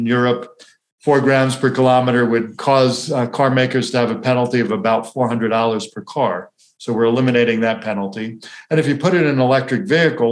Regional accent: Florida, United States; I grew up in Florida where you'd park your car at the beach for 2 hours and you wouldn't be able to sit in it

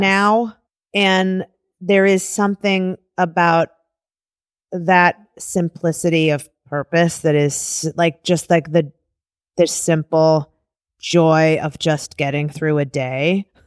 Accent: Cleveland Heights, Ohio, United States; I grew up in Cleveland, Cleveland Heights

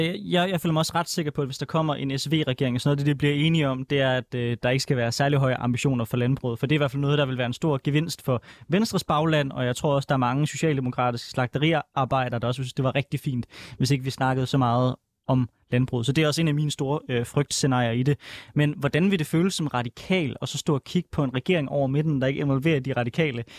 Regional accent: Denmark; jeg er fra Jylland

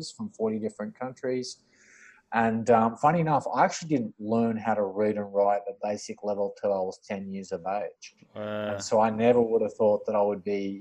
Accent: Central Coast, New South Wales, Australia; also born or lived in Parramatta, Western Sydney / Auburn, Western Sydney / Sydney; most of my childhood and schooling was on the Central Coast at a place called Gorick

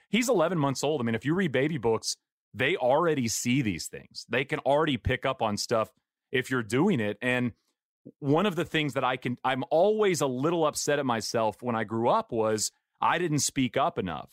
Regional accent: East Texas, United States; I grew up in East Texas

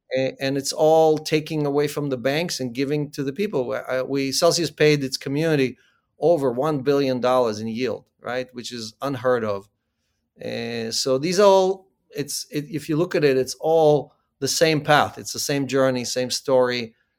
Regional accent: Ukraine; moved away; I was born in the Ukraine

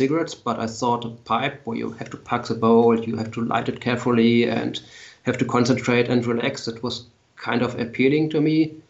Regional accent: Lower Saxony, Germany; English is a second language; Yes, a small town near Hanover on a farm. My parents still live on the farm, and I have my workshop on the farm, but I live in the city now.

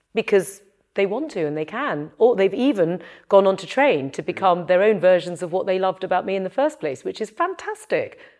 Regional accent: London, United Kingdom; from North London, and I'm very grounded about my origins. I'm not Chinese, I'm British, and I I, I come from North London.

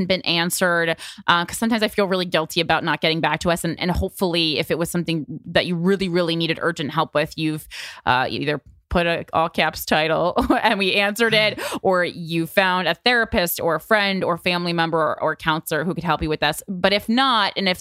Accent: the Northeast of America, United States; also born or lived in Virginia; We grew up in, the Northeast of America. Well, for most of the time, we grew up in Virginia for a little bit.

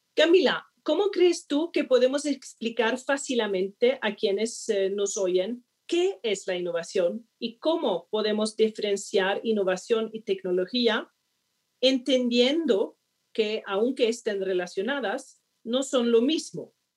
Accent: Sweden; Spanish is a second language; moved away as an adult; also born or lived in Hong Kong; now in Colombia; vengo de Suecia, considerado el segundo país más innovador del mundo

